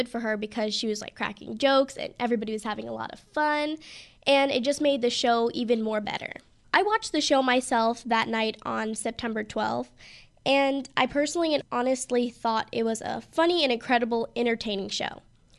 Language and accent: English; San Diego, California, United States; I was actually, in fact, born in California, but I was born in San Diego